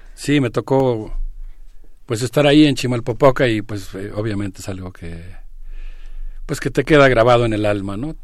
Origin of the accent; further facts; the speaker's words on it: Mexico; como mexicano